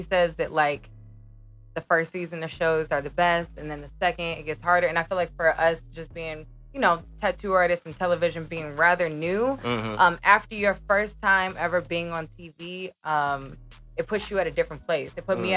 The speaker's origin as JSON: {"language": "English", "area": "south suburbs of Chicago", "region": "Illinois", "country": "United States", "tie": "born or raised there", "also_born_or_lived": "Minnesota", "said": "I am from the south suburbs of Chicago, Illinois."}